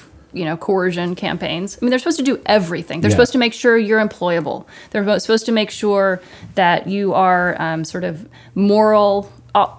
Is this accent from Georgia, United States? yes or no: yes; Georgia, United States; I grew up in Georgia